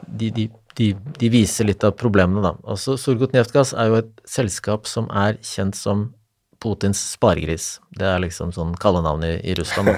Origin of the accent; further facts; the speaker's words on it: Eastern Norway, Norway; så er jeg østlending